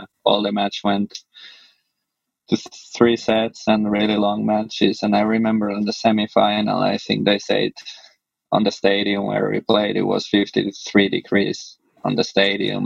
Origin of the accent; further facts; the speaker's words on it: Finland; moved away; also born or lived in Switzerland; I grew up in Finland, and then I lived like 7 years in Switzerland